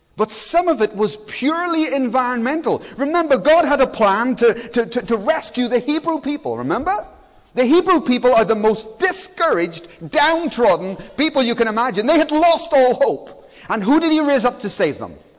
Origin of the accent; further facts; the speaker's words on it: Belfast, Northern Ireland, United Kingdom; now in Cardiff, United Kingdom; I was born in Belfast. It was an incredibly bad place at that time.